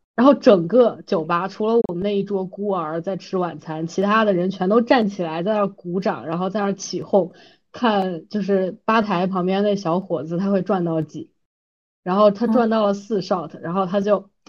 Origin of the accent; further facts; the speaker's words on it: China; 我作为一个中国人